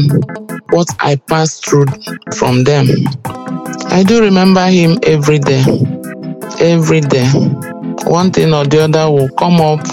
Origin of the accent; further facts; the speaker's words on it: Enugu State, Nigeria; I hail from Enugu State